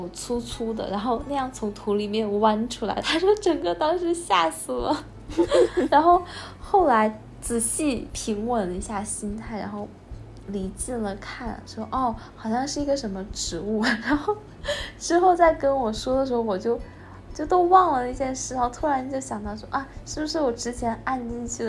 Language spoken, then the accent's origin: Chinese; northern China, China; 我觉得我小的时候就水果啊，你就就一大兜一大兜买就好了。尤其我们我们是北方人，然后不像南方是一两颗那样子买，我们是就一下子买两大兜的那一种，